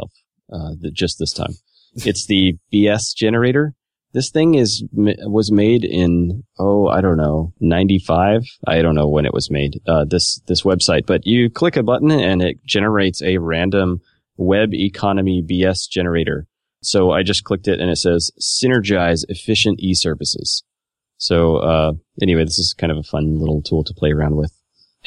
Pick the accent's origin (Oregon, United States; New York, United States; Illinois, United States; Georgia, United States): Oregon, United States; moved away; I was just in Oregon, my home state